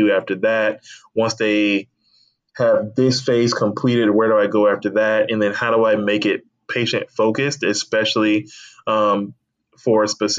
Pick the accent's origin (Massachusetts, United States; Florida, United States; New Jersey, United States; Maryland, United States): Florida, United States; Tallahassee; also born or lived in Atlanta area, Georgia / Alabama; I moved to Tallahassee around the age of 11 or 12, and so I kind of grew up in Tallahassee, Florida.